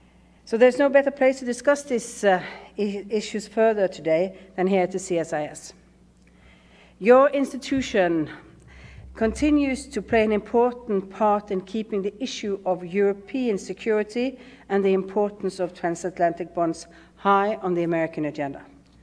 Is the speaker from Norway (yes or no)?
yes; Bergen, Vestland, Norway; I come from Bergen, and our record is 100 days of rain.